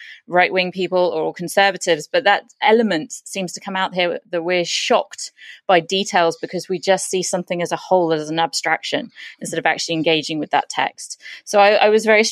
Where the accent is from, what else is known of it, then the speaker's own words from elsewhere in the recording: United Kingdom; being British